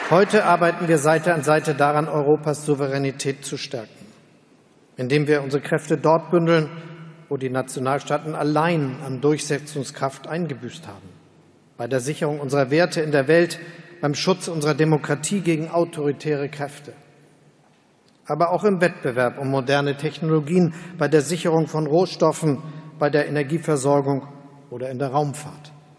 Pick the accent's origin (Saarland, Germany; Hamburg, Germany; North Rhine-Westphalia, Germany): Hamburg, Germany; in meiner Heimatstadt Hamburg